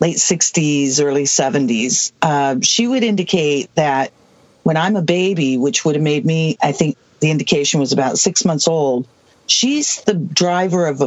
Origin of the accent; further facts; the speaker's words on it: Southwest, United States; I'm from the Southwest, and I am a late 1950s baby.